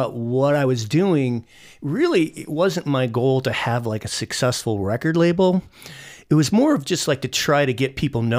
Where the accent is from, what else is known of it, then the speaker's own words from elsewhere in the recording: Ithaca, New York, United States; moved away as an adult; also born or lived in Alfred, New York; now in Columbus, United States; I was born in Ithaca, New York. And when I was 10, we moved to a small college town called Elford, and it is on the Pennsylvania border in what's called the Southern Tier